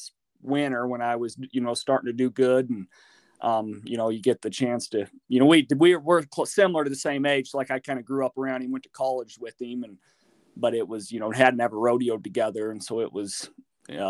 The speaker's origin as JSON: {"language": "English", "town": "Randolph", "region": "Utah", "country": "United States", "said": "I'm from Randolph, Utah. It's kind of northeastern corner of Utah"}